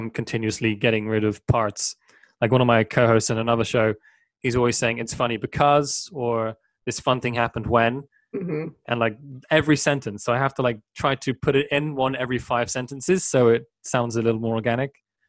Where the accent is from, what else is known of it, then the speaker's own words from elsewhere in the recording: Cornwall, South West England, United Kingdom; now in Sweden; I was born in Cornwall in the southwest